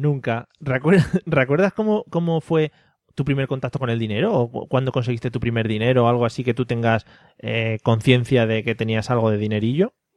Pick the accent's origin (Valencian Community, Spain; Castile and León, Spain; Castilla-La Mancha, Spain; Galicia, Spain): Castilla-La Mancha, Spain; a village in Toledo; somos de Toledo, somos de Toledo, un pueblo de Toledo